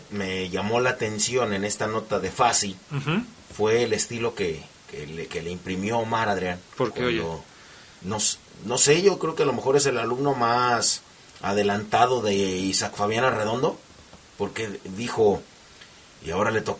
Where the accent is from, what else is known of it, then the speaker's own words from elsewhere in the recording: Argentina; Van a decir todos, ¿y tú qué eres? Soy argentino.